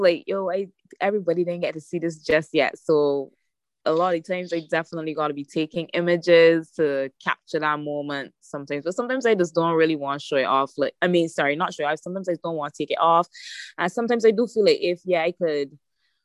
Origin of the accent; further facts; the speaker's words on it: Barbados; I'm from Barbados, so we don't really have a lot of that on the island.